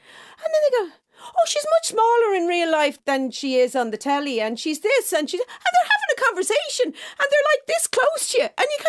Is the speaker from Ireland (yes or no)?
yes; Dublin, County Dublin, Ireland; well, I'm from Clontarf.